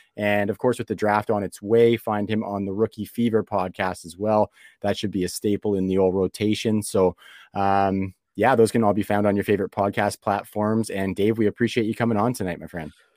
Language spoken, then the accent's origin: English; Canada; being from Canada